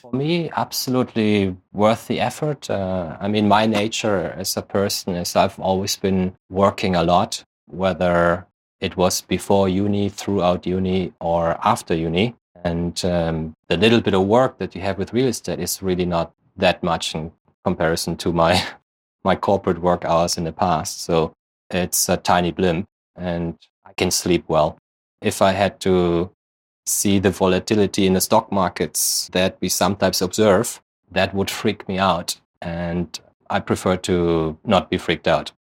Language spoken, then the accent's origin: English; Germany; English is a second language; moved away; you might gather from my accent, I'm originally born in Germany.